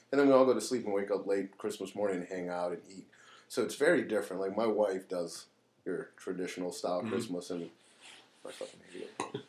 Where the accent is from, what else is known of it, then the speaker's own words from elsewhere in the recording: Los Angeles, California, United States; now in Pennsylvania, United States; Los Angeles.